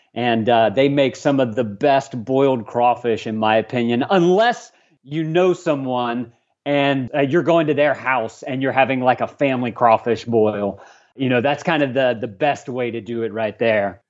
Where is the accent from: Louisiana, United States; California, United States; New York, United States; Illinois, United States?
Louisiana, United States; Lafayette; also born or lived in Tulsa, Oklahoma; I was born and raised in Lafayette, so I spent a good twenty-some-odd years here